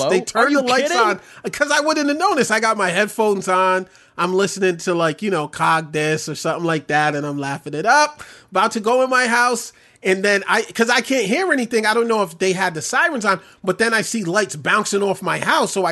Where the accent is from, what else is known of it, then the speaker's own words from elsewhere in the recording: New York City, New York, United States; I grew up in New York. Brooklyn.